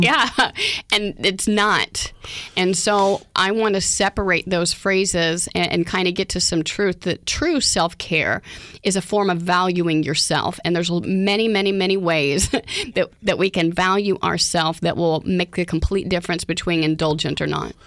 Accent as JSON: {"language": "English", "region": "Oklahoma", "country": "United States", "tie": "born or raised there", "moved": "yes", "said": "I grew up in Oklahoma"}